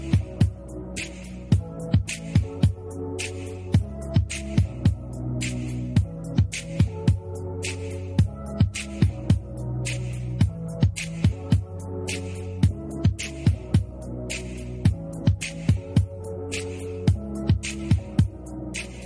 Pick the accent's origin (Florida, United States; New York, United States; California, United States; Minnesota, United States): California, United States; Inland Empire; now in Houston, United States; I am an Inland Empire girl, and you know I love my hometown